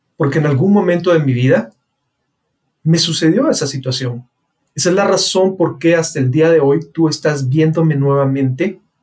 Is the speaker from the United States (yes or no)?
no; Guatemala; mi país, Guatemala